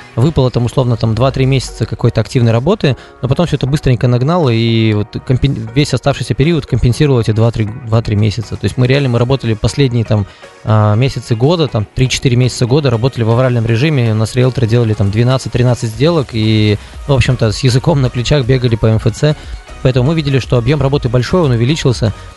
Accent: Udmurtia, Russia; У нас в Удмуртии

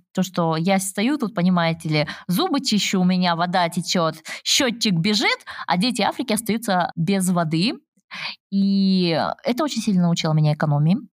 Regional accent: Almaty, Kazakhstan; я как химик родом из Алматы

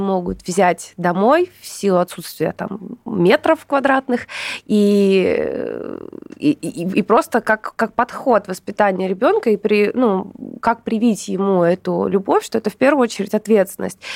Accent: Surgut, Khanty-Mansi Autonomous Okrug, Russia; moved away; also born or lived in Saint Petersburg; Я родом из Сургута, но Петербург был большей частью моей жизни

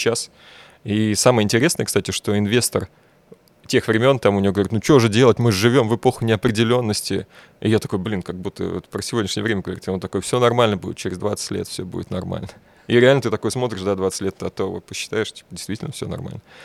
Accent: Bashkortostan, Russia; moved away; я татарин, ребят. Я говорю, я вообще из Башкирии

